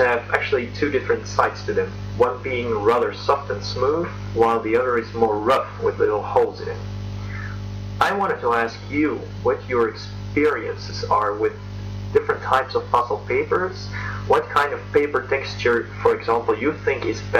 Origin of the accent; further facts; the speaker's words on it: Belgium; I'm from Belgium